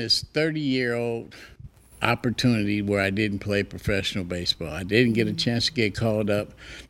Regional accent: Los Angeles, California, United States; I'm from Reseda, California.

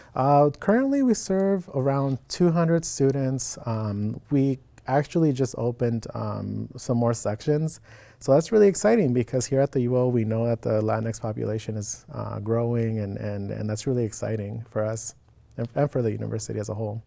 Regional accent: Phoenix, Arizona, United States; moved away as an adult; now in Oregon, United States; I was born in Phoenix, Arizona born and raised

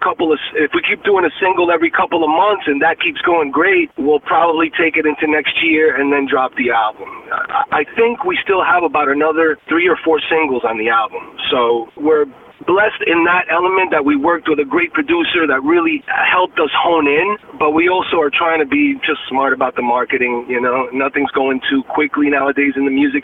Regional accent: New York, United States; moved away as an adult; now in Temecula, United States; I'm originally from New York

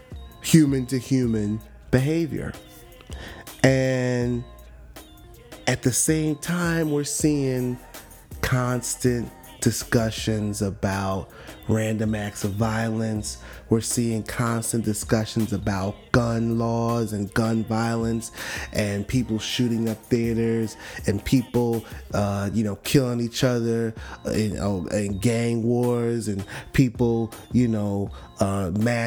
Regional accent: Miami, Florida, United States; from Miami.

